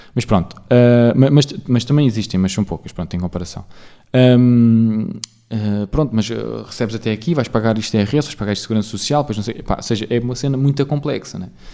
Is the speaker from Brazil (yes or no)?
no; Portugal; eu também cresci em Portugal, porque eu. Uh, pá, penso em português, falo português, sou português